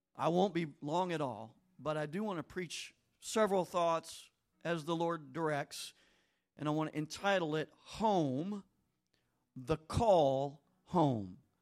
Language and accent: English; Bossier City, Louisiana, United States; I lived in Bossier City. I grew up in Old Green Acres subdivision